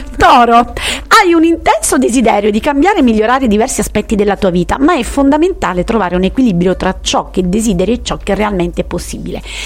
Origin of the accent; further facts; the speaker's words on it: a village near Taurasi, Campania, Italy; a cavallo tra il mio paese e Taurasi